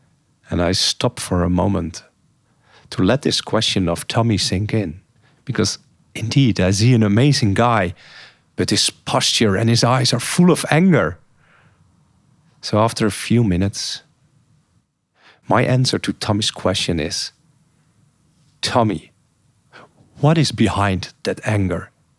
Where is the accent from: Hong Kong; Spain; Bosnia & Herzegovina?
Bosnia & Herzegovina; English is a second language; I've restarted rebuilding my old house where I grew up in Bosnia.